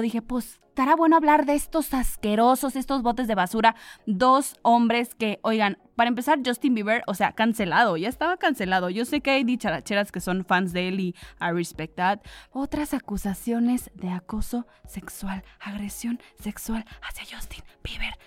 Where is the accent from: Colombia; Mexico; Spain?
Mexico; Comarca Lagunera; aquí de donde soy yo, de la comarca lagunera